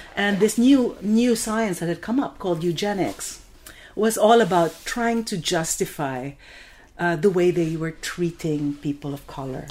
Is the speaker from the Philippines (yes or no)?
yes; Philippines; moved away; I'm Filipino